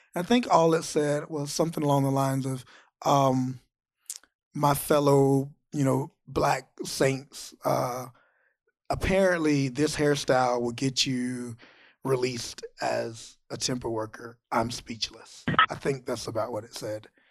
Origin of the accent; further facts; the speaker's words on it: Georgia, United States; I grew up in Georgia.